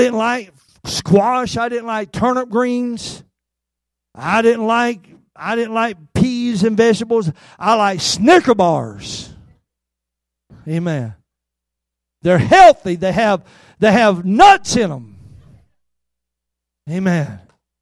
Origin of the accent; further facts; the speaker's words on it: Albany, Georgia, United States; I worked at a grocery store in my hometown of Albany, Georgia